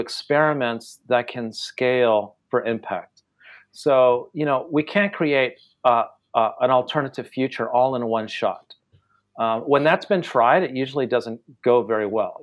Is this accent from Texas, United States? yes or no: no; California, United States; first language Spanish; English is a second language; moved away as an adult; also born or lived in Japan / Taiwan; Growing up in California in the 1970s